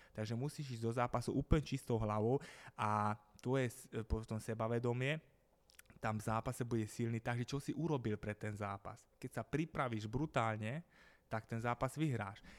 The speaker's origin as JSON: {"language": "Slovak", "town": "Gabčíkovo", "region": "Trnava Region", "country": "Slovakia", "said": "Ja som z Gabčíkova"}